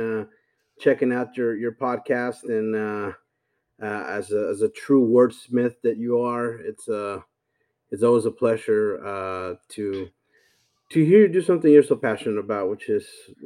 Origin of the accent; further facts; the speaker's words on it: El Salvador; moved away; also born or lived in Texas; I was born and raised in El Salvador, Central America